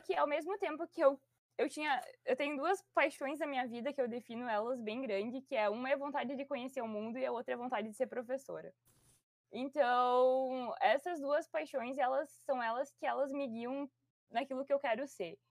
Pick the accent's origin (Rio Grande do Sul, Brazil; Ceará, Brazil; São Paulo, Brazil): Rio Grande do Sul, Brazil; Ijuí; moved away; eu sou natural de Juí, no Rio Grande do Sul